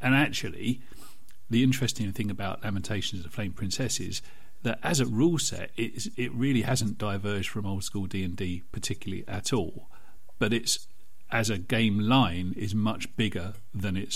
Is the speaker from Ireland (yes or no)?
no; United Kingdom; I'm British